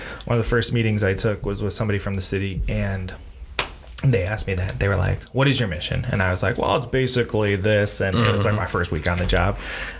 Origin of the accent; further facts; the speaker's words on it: Lorain, Ohio, United States; I grew up on the west side. I grew up on 29th Street, right off of Oberlin.